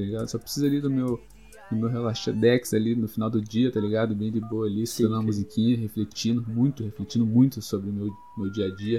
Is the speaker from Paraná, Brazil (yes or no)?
yes; Curitiba, Paraná, Brazil; Sou daqui de Curitiba, moro no bairro Santa Felicidade